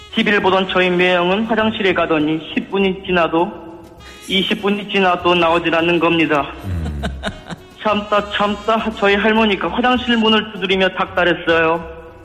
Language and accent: Korean; Gangjin, South Jeolla, South Korea; now in Seoul, South Korea; 저는 서울로 상경에서 자취하고 있는 전남 강진군에 살았던 청년 DJ